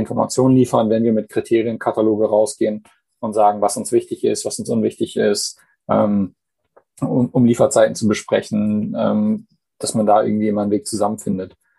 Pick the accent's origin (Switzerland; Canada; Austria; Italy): Canada; moved away; gebürtiger Kanadier